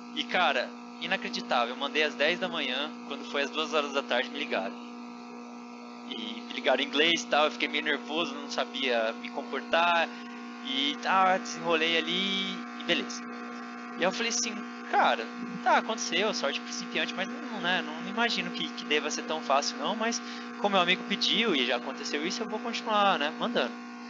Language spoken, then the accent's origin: Portuguese; São José dos Campos, São Paulo, Brazil; moved away as an adult; now in Budapest, Hungary; Eu sou nascido em São José dos Campos, assim, onde o Diego mora